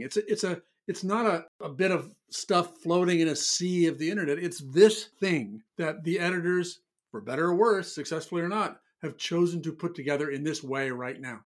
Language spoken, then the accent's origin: English; Omaha, Nebraska, United States; now in New York City, United States; growing up in Omaha, Nebraska